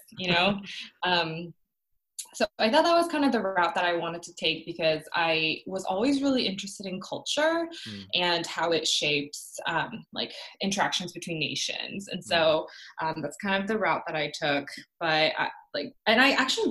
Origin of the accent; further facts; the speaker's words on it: Orlando, Florida, United States; English is a second language; also born or lived in Korea / Ocala, Florida; now in Atlanta, United States; I immigrated here when I was 7. I was born in Korea, finished up to first grade there. And we moved to Florida